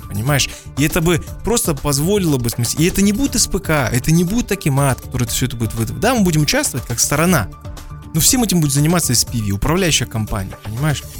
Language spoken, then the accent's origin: Russian; Kazakhstan; я не знаю свой родной язык, как я знаю русский язык и английский даже